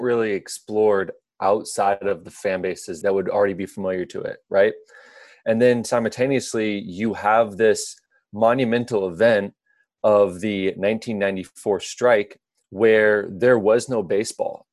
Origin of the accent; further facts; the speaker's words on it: Midwest, United States; growing up in the Midwest